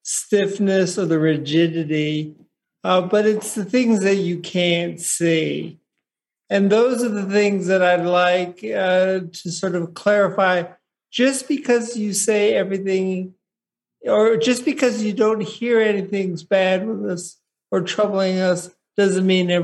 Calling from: Boulder, Colorado, United States; I'm calling in from Boulder, Colorado.

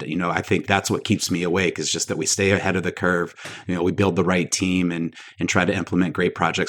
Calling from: Charlotte, North Carolina, United States; Charlotte, North Carolina today.

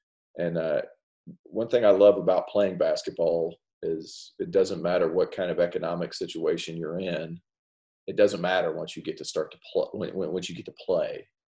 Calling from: Clemson, South Carolina, United States; I'm calling in from Clemson, South Carolina. My family just moved back.

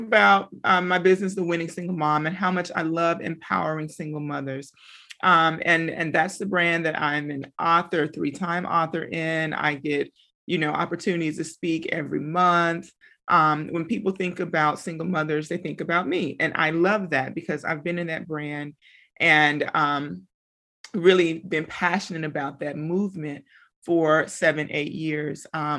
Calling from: McKinney, Texas, United States; So I'm tuning in from McKinney, Texas. That's Dallas, Texas, for those who don't know where McKinney is.

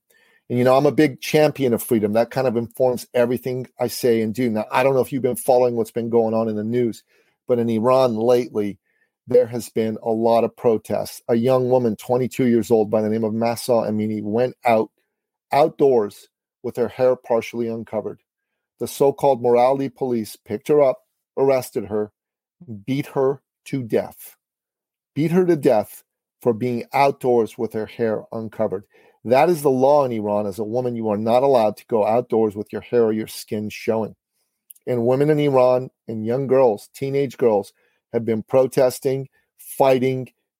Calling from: Toronto, Ontario, Canada; I'm calling in from the Big Smoke, Toronto, Canada, man, where we just had a snowstorm, an unexpected one.

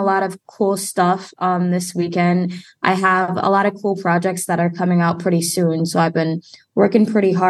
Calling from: Wisconsin, United States; I am calling from Wisconsin right now, right between Chicago and Milwaukee. So I'm smack dab in the middle.

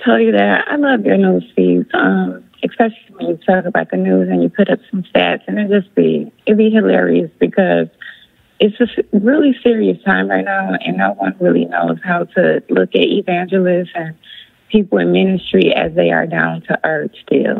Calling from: Flint, Michigan, United States; I'm calling from Flint, Michigan right now.

